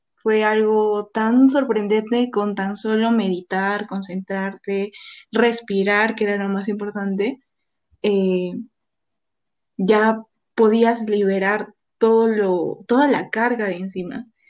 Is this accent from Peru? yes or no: yes; Cusco, Peru; moved away as an adult; also born or lived in Lima; yo regresé a, Cusco, porque yo soy de Cusco